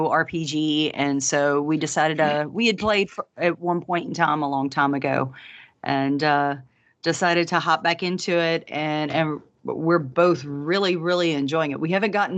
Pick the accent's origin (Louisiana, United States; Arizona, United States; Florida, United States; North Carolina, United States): Louisiana, United States; I'm from Louisiana